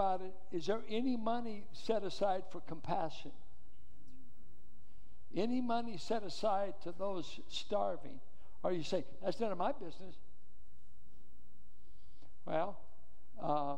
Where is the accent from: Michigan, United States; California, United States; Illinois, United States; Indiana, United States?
California, United States; Richmond; I grew up in Richmond schools in the Iron Triangle.